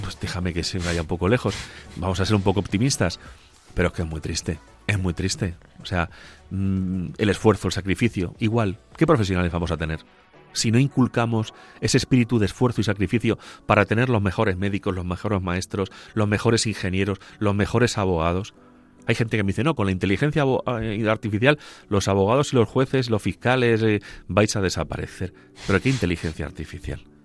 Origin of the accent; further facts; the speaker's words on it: Agudo, Castilla-La Mancha, Spain; la parroquia de San Benito Abad de mi pueblo, de Agudo